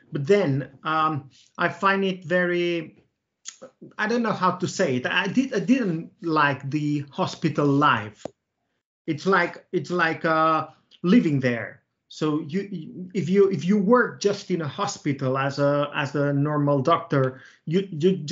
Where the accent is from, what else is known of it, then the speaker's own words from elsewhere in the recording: Reus, Catalonia, Spain; now in Barcelona, Spain; I'm from Reus. Reus is a small. It's a small town, 100 kilometers south from Barcelona.